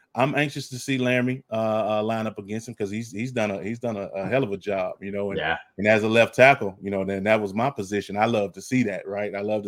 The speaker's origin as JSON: {"language": "English", "region": "Texas", "country": "United States", "said": "I'm Texan all the way."}